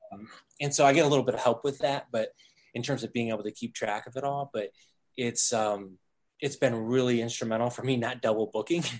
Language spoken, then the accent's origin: English; Toledo, Ohio, United States; moved away as an adult; also born or lived in Boulder, Colorado; moved back to the Midwest, oh, Toledo, Ohio, um, where I was born and raised.